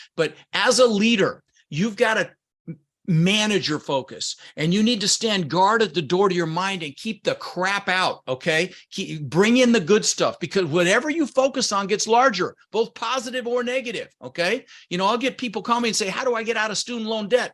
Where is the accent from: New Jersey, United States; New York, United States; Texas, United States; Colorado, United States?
Colorado, United States; Denver; English is a second language; also born or lived in Netherlands; I was born in the Netherlands, Holland, wooden shoes, windmills. um, immigrated when I was six years old with my brother Albert, my mother's Vancha, um, ended up in Denver, Colorado, where I lived for thirty years